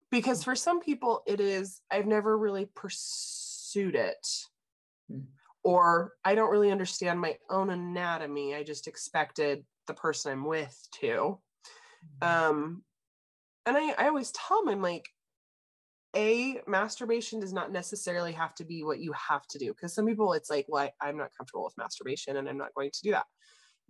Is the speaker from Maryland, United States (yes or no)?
no; Idaho, United States; I grew up in Idaho